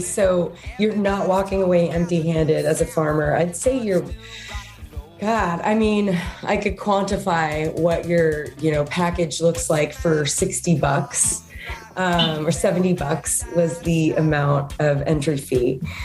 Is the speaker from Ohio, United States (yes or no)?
no; Texas, United States; moved away; We're from Texas